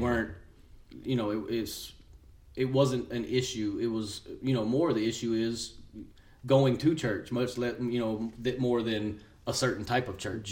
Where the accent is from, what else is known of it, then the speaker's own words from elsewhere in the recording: Seminole, Texas, United States; also born or lived in Midland, Texas; I was born and raised here in Seminole, Texas